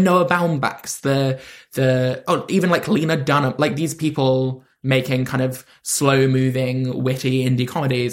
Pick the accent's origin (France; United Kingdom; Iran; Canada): United Kingdom; London; I'm from London, and I would always be like, "I'm from London."